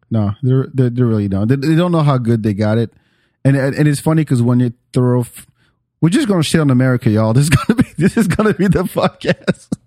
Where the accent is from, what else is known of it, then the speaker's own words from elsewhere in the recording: France; now in Atlanta, United States; I'm from France